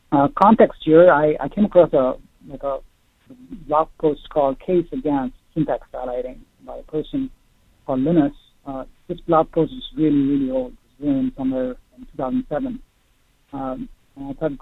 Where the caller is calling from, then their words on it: Ohio, United States; I'm calling from Ohio.